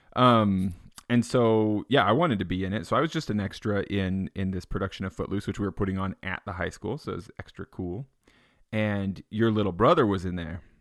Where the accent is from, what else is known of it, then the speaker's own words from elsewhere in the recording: Payson, Utah, United States; I grew up in Payson.